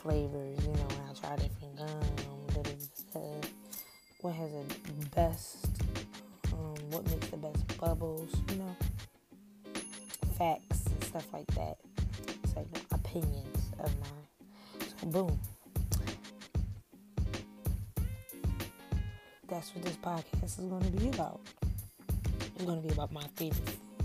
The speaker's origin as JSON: {"language": "English", "town": "Philadelphia", "region": "Pennsylvania", "country": "United States", "said": "I'm from Philadelphia."}